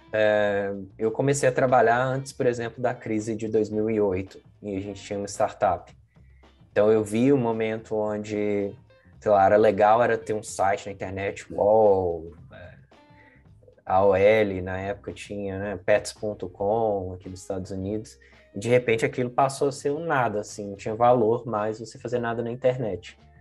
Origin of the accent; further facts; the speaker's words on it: Belo Horizonte, Minas Gerais, Brazil; moved away as an adult; now in San Francisco, United States; Eu sou original de Belo Horizonte, é, me mudei e aí foi direto, tá? Não passei por São Paulo nem nada, direto de Belo Horizonte para São Francisco